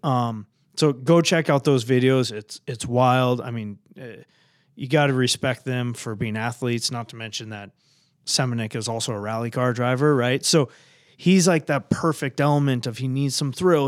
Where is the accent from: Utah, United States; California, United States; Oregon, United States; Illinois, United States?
Oregon, United States; moved away as an adult; now in Minnesota, United States; I was born and raised in Oregon